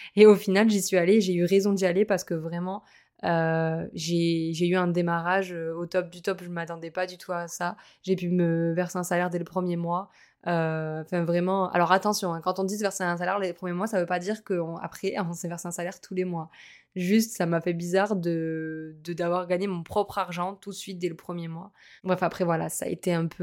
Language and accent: French; Montpellier, Occitania, France; moved away as an adult; also born or lived in Lille; now in Nice, France; je suis originaire de Montpellier, j'ai passé 4 ans, euh, donc on a passé 4 ans à Lille